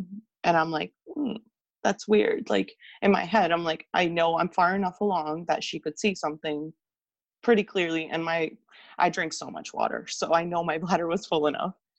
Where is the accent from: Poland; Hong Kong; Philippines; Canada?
Canada; I'm from Canada